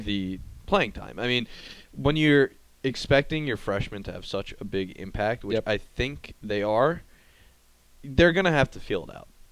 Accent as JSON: {"language": "English", "area": "Long Island", "region": "New York", "country": "United States", "moved": "yes", "lives_now": "Washington, D.C., United States", "said": "I'm from Long Island, New York"}